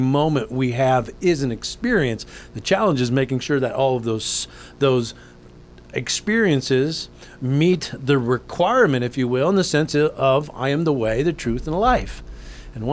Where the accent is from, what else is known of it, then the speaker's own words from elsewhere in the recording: Anaheim, California, United States; I was born in Anaheim, California